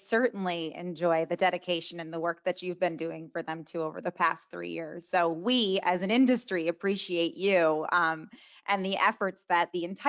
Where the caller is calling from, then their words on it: Sarasota, Florida, United States; And I'm calling in from Sarasota, Florida